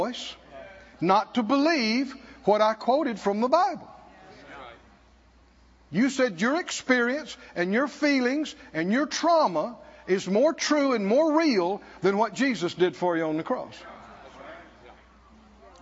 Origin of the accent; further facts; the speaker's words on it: the South, United States; I grew up in the South